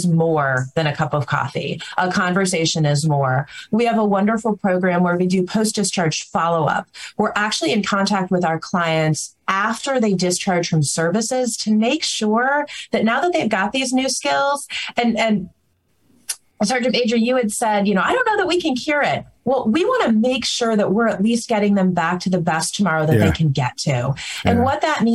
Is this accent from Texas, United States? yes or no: no; Alaska, United States; I'm from Alaska, and we have a huge landmass state